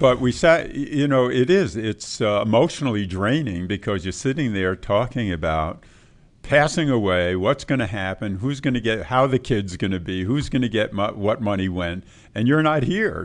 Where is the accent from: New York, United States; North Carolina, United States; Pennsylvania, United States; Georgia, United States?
New York, United States; when I grew up in New York